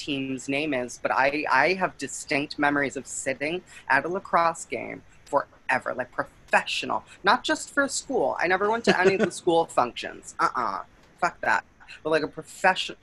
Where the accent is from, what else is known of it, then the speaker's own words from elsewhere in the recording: Buffalo, New York, United States; moved away; I am originally from Buffalo, New York